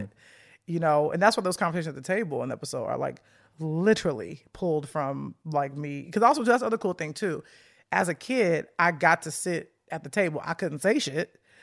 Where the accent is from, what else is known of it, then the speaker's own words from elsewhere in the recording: Chicago, Illinois, United States; moved away; I grew up on the south side of Chicago